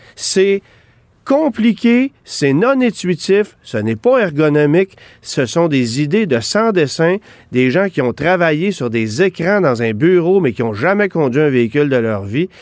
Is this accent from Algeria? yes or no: no; Quebec, Canada; chez nous au Québec